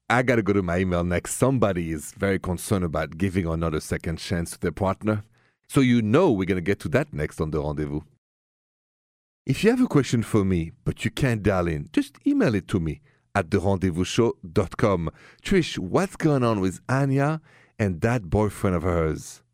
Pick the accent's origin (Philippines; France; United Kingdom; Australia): France; Paris, Île-de-France; moved away as an adult; also born or lived in Ohio; now in United States; So, as you know, and from my accent, I come from Paris, France